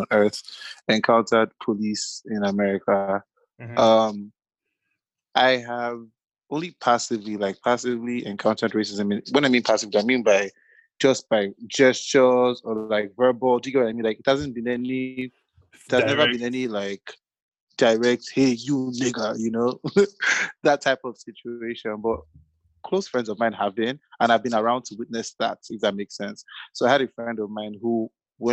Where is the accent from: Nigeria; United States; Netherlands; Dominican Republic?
Nigeria; being a Nigerian